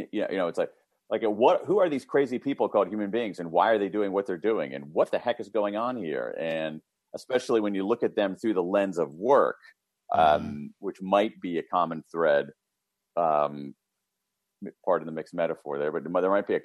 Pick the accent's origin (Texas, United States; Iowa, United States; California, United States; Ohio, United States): Ohio, United States; Columbus; I grew up in Central Ohio, Columbus, Ohio, middle class family, middle of America